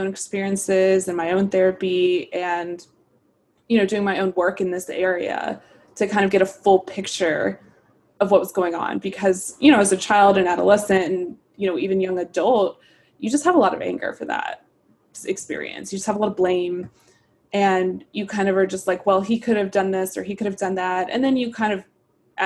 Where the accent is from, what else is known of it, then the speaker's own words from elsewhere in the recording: Brevard, North Carolina, United States; moved away; I actually grew up in a very small town in North Carolina.